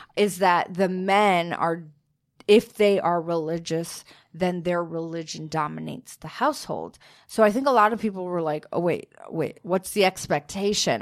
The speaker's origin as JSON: {"language": "English", "region": "Minnesota", "country": "United States", "said": "I'm from Minnesota"}